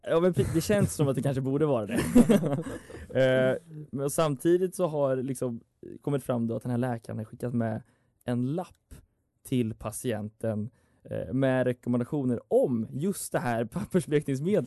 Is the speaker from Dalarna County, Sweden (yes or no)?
yes; Dalarna County, Sweden; moved away; min lokaltidning hemma i Dalarna